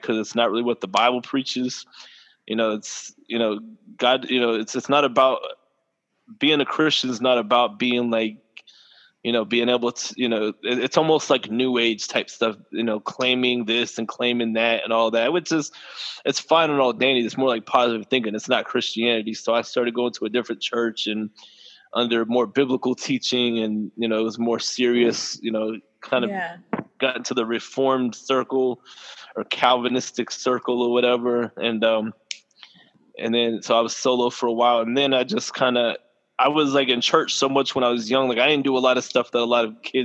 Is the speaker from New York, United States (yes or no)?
no; Cocoa, Florida, United States; also born or lived in Rockledge, Florida; And I grew up in Cocoa, too